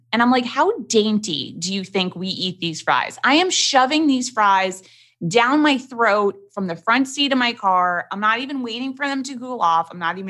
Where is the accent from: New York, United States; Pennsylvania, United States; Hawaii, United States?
New York, United States; New York City; Growing up in New York City, we did not have like chain restaurants.